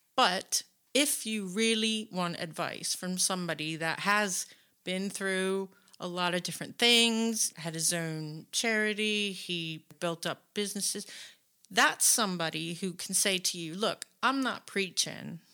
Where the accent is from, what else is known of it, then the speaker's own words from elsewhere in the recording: United States; we're American